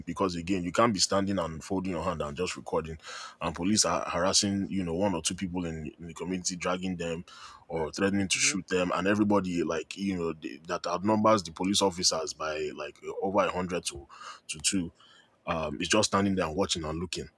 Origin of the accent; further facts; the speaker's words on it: Lagos, Nigeria; we are from Lagos